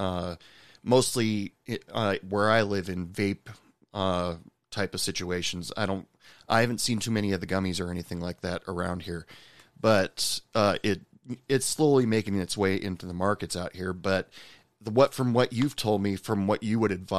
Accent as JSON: {"language": "English", "town": "Portland", "region": "Oregon", "country": "United States", "moved": "as an adult", "lives_now": "Texas, United States", "said": "I'm originally from Portland, Oregon"}